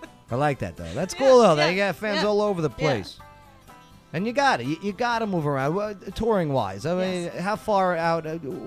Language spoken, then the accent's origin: English; Northeast, United States; I grew up in the Northeast, too.